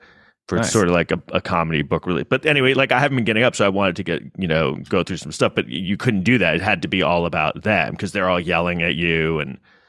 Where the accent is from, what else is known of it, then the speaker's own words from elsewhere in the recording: Manhattan, New York, United States; I live in an apartment in Manhattan. I grew up in Manhattan.